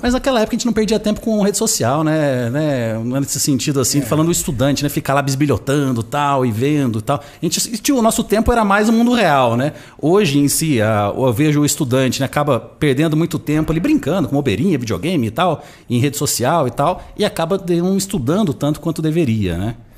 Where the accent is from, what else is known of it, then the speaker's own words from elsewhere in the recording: Nova Fátima, Paraná, Brazil; moved away; also born or lived in Londrina; Sou do interior do Paraná. Eu nasci numa cidade chamada Nova Fátima, que dificilmente você vai ouvir falar, porque ela tem 5 mil habitantes